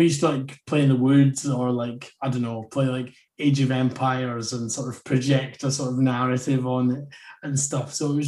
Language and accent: English; Inverness, Scotland, United Kingdom; So I'm from Inverness. I mean, I don't really have an Invernessian.